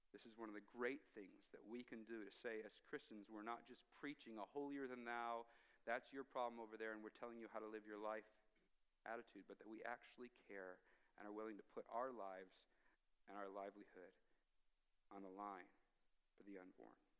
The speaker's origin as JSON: {"language": "English", "country": "United States", "moved": "yes", "lives_now": "Canada", "said": "as an American"}